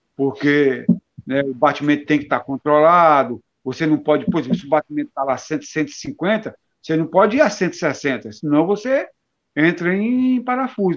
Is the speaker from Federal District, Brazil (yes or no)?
yes; Brasília, Federal District, Brazil; also born or lived in Passagem, Paraíba; eu nasci numa cidade da Paraíba chamada Passagem, né, no sertão paraibano. É, com menos de um ano eu fui para Brasília